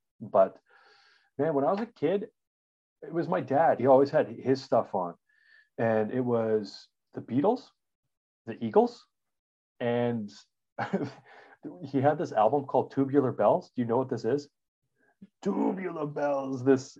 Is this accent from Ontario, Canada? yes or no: no; Regina, Saskatchewan, Canada; I grew up in, so I'm a Canadian. We grew up in Regina, Saskatchewan. It's a real place. I'm not making it up. It's a prairie town, and it gets crazy hot and crazy cold.